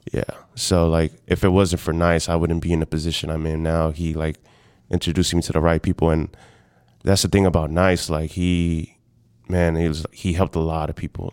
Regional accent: Houston, Texas, United States; moved away as an adult; also born or lived in San Antonio, Texas; now in Austin, United States; born and raised in Houston

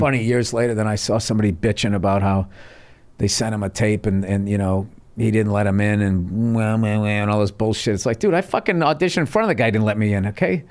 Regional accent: Massachusetts, United States; moved away; also born or lived in New York City; I grew up in Massachusetts

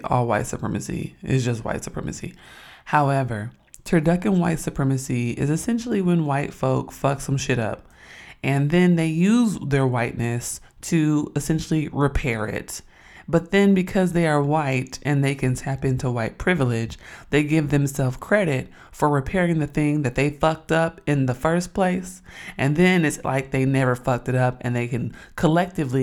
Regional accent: Oakland, California, United States; I grew up in Oakland, California.

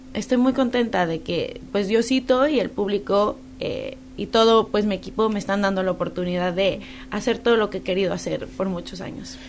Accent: Mexico City, Mexico; now in United States; yo crecí en la Ciudad de México

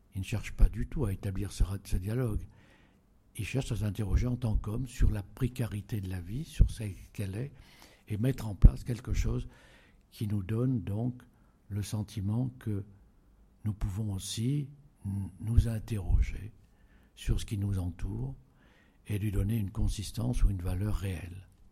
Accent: Auvergne-Rhône-Alpes, France; en Auvergne, qui est mon pays natal.

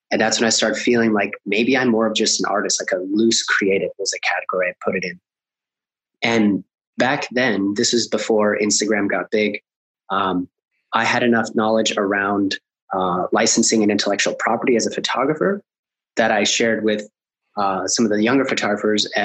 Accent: Colombia; I'm I'm originally from Colombia and I see a lot of ambition and po- like possibility with with doing work with them in in South America.

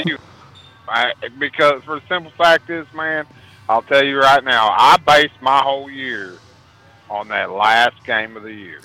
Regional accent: Ohio, United States; moved away; I'm actually from Ohio.

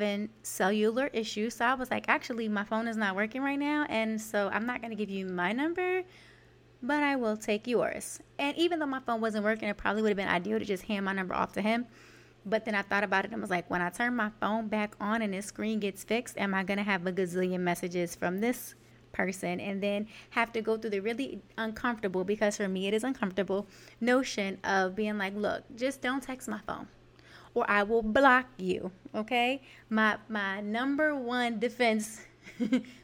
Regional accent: New York City, New York, United States; I am from Canarsie, New York, and our favorite pastime in the summer, or really anytime we were outside, was to people watch

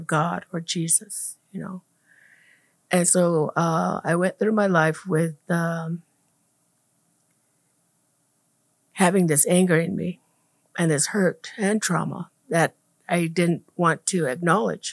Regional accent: Komatke Village, Gila River Indian Reservation, Arizona, United States; I was born and raised here in Comat Village on the west end of the Hill River Reservation

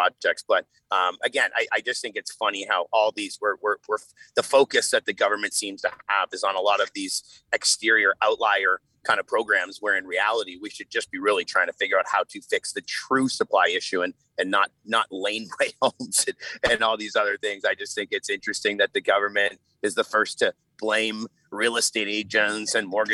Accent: Canada; as a Canadian

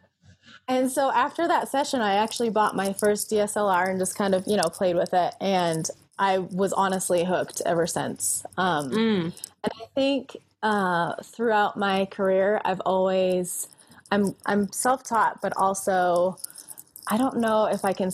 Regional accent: Colorado, United States; also born or lived in California; I was born here in Colorado

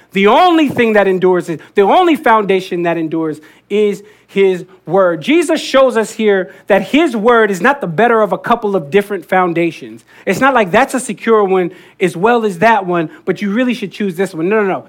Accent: Jersey Shore, New Jersey, United States; I grew up on the Jersey Shore

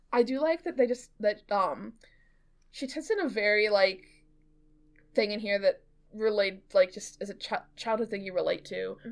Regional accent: United States; I'm American

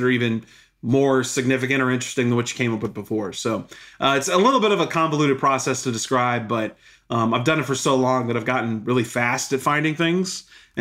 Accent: Houston, Texas, United States; also born or lived in Bristol, Connecticut / Austin, Texas; I'm from Houston, Texas. I grew up there

